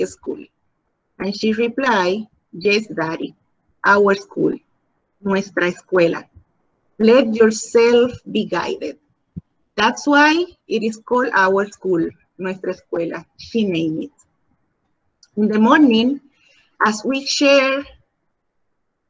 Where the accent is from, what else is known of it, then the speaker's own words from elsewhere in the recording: Dominican Republic; English is a second language; moved away as an adult; now in Puerto Rico; I am from Dominican Republic. I have been living in Puerto Rico for more than half of my life